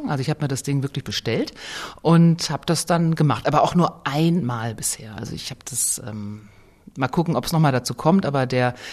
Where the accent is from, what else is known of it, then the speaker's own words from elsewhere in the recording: North Rhine-Westphalia, Germany; jetzt komme ich aus dem Kreis Herford in Ostwestfalen, gehe ich denn heute in unser Otto-Wedding-Bad, das äh, war wirklich mein Lieblingsfreibad aus den 20er Jahren